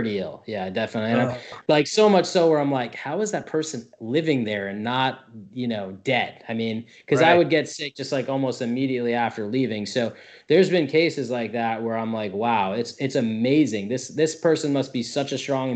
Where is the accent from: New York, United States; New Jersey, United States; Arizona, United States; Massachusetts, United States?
New Jersey, United States; moved away as an adult; now in Tampa, United States; I'm actually from New Jersey